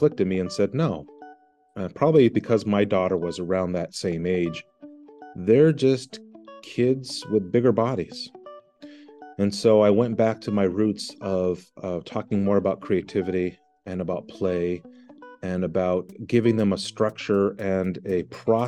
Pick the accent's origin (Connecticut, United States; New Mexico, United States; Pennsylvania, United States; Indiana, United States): New Mexico, United States; Santa Fe; moved away as an adult; now in Maine, United States; I'm originally from New Mexico, Santa Fe, and my wife kidnapped me and brought me to this very cold